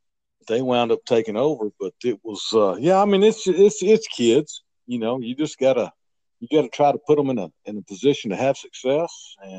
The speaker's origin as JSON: {"language": "English", "country": "Iran", "second_language": "English", "said": "Walking out there, you know, we're from Iran. We don't have a clue how to get around anything"}